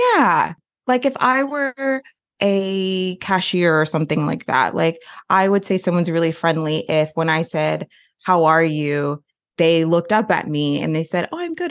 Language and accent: English; Florida, United States; also born or lived in Austin, Texas; now in Winston-Salem, United States; I am kind of a forever transplant. I am from Florida